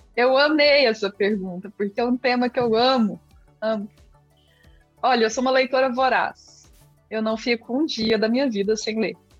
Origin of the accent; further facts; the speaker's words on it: Brazil; accent: mineira/goiana; first language Portuguese; also born or lived in Goiás; Bem mineira, né? Mineira barra goiana